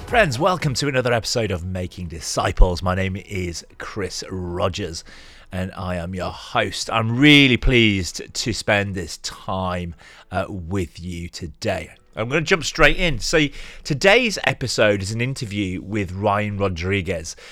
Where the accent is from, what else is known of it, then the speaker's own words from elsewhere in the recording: Yorkshire and the Humber, United Kingdom; moved away as an adult; I'm a Yorkshireman on mission to the South